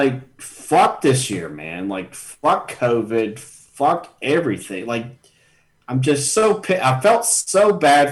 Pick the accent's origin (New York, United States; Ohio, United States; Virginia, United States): Virginia, United States; Richmond; we're all from Richmond